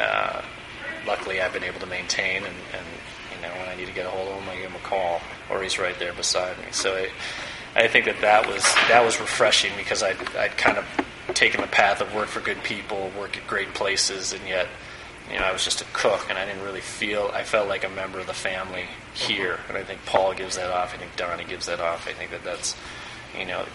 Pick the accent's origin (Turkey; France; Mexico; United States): United States; Evanston, Illinois; also born or lived in San Francisco; now in Chicago, United States; I grew up in Evanston